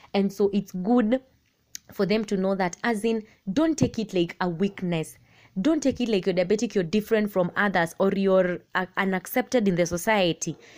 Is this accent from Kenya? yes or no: yes; Machakos County, Kenya; I am from Machakos County